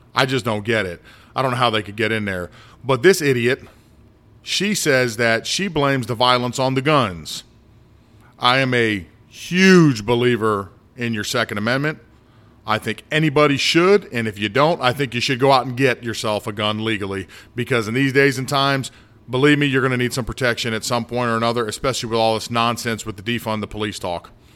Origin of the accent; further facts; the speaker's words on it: United States; I've been in the United States my whole life